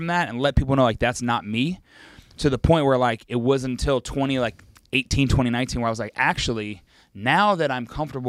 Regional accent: West Virginia, United States; I'm a kid from West Virginia. I need to embrace that. I know that like my hometown was pretty boring

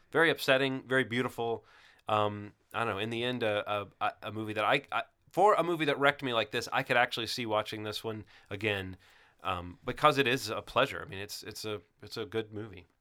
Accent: Alabama, United States; growing up in Alabama

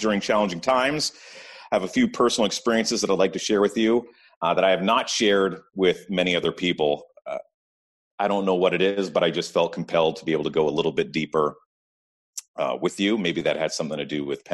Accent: Ottawa, Ontario, Canada; born and raised in Ottawa

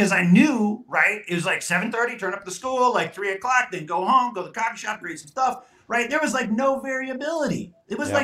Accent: Southwest, United States; I'm from the Southwest here

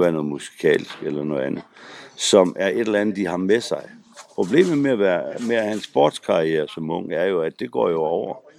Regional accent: Frederikshavn, North Denmark Region, Denmark; Og jeg kommer jo selv fra Frederikshavn

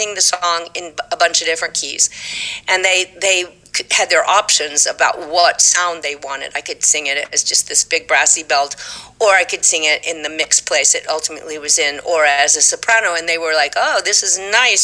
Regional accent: Fort Worth, Texas, United States; accent: Texas; moved away as an adult; also born or lived in New York; Fort Worth, Texas.

